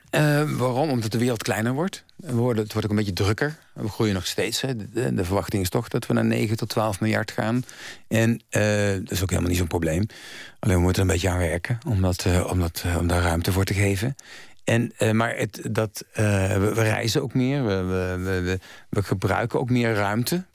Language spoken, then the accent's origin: Dutch; North Brabant, Netherlands; ik ben van huis uit als Brabander